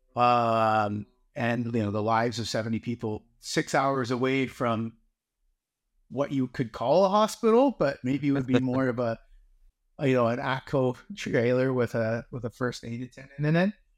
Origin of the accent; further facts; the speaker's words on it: Canada; being Canadian